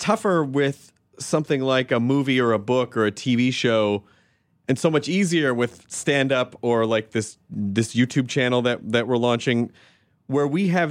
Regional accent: Memphis, Tennessee, United States; I'm from Memphis, mm-hmm. So I tease the Arkansas.

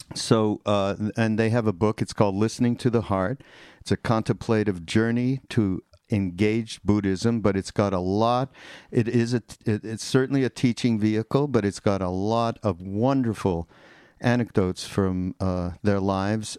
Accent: Canada; now in United States; I'm from Canada, so we are like two immigrants that came over to the to the America.

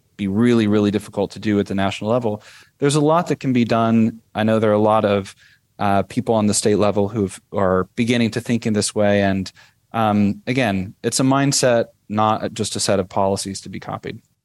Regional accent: United States; moved away as an adult; now in Hungary; as an American

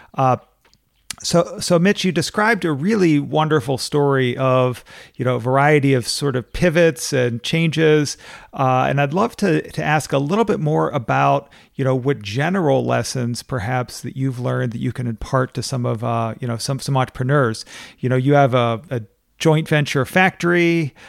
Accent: Pittsburgh, Pennsylvania, United States; my hometown, Pittsburgh

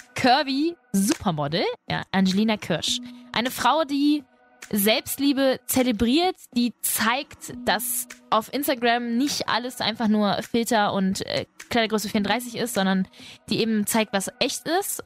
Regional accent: Spain; ich bin Spanierin.

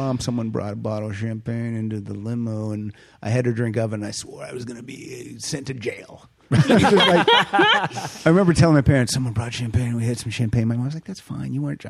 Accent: Pennsylvania, United States; I'm from Pennsylvania.

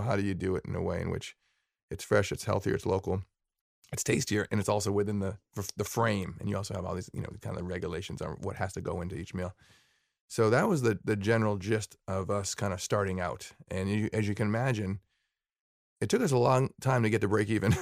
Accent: Sharon, Massachusetts, United States; I grew up in Sharon

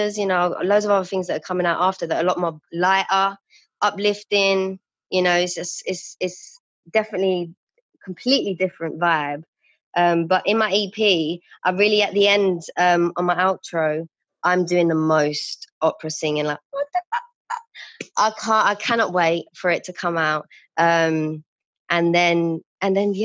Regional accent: London, United Kingdom; I used to be an outreach support worker for young girls in the community where I grew up in Woolwich

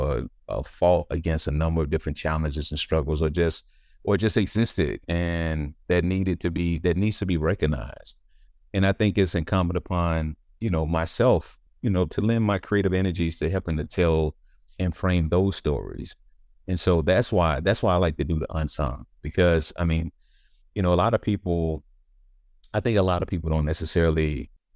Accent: Blytheville, Arkansas, United States; I grew up in Blible, Arkansas, but it was Mississippi County, Arkansas

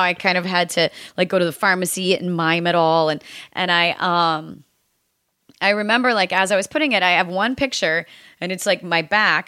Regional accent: United States; growing up in the United States

